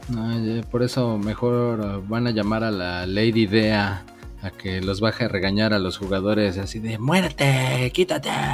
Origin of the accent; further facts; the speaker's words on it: Mexico; yo soy mexicano